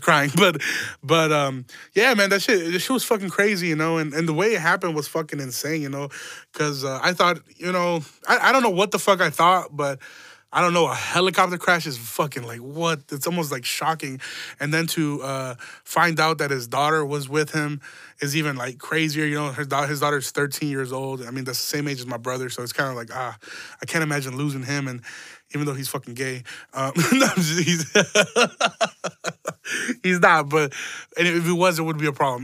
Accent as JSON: {"language": "English", "town": "Chicago", "region": "Illinois", "country": "United States", "said": "we're from Chicago. Like, we're Chicago"}